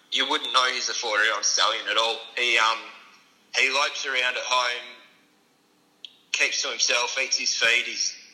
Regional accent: Perth, Western Australia, Australia; moved away as an adult; Um, so, I'm from Perth.

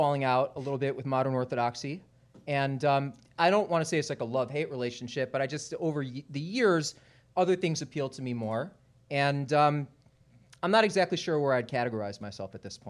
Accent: Canada; moved away as an adult; now in Philadelphia, United States; It's not my city. I'm a kind of a recent transplant. I'm Canadian, okay.

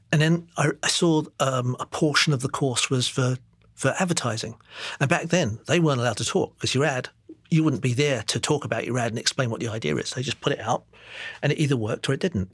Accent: London, United Kingdom; moved away as an adult; also born or lived in Singapore / Enfield; now in New York, United States; I grew up in East London, Walthamstow

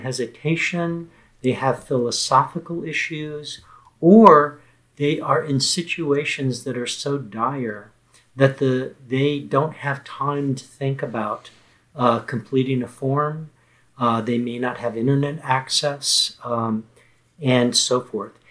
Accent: Texas, United States; the state of Texas, my home state.

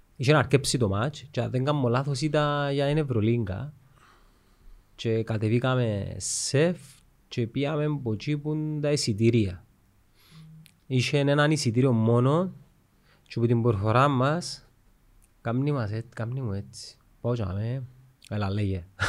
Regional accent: Cyprus; από Κύπρο είμαι

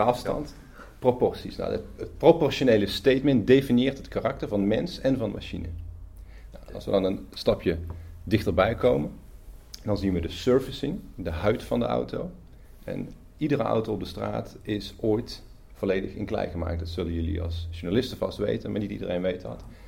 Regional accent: Netherlands; opnieuw als Nederlander

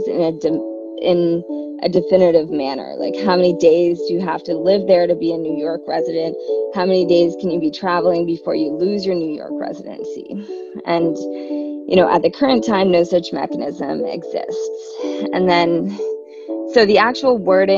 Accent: Canada; I'm from Canada

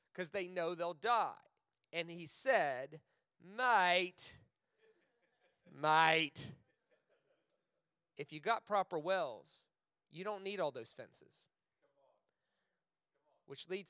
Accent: United States; now in Australia

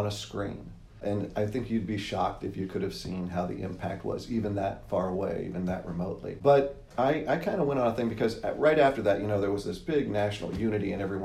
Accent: Southern California, United States; I was born in Southern California, still live in Southern California

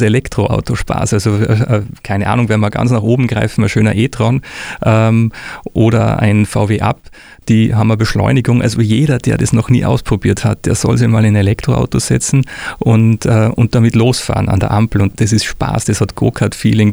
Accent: Austria; now in Würzburg, Germany; ich bin Österreicher, wie man unschwer hört

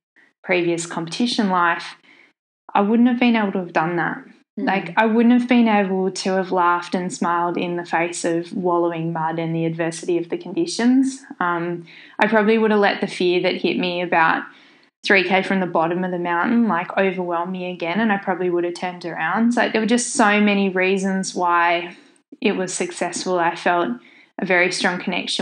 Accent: Tasmania, Australia; my home state of Tasmania

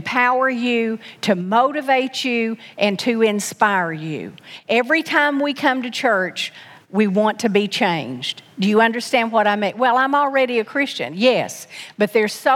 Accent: Knoxville, Tennessee, United States; I was born in Knoxville, Tennessee

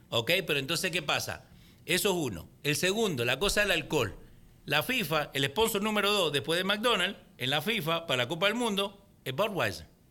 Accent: Argentina; yo siendo argentino

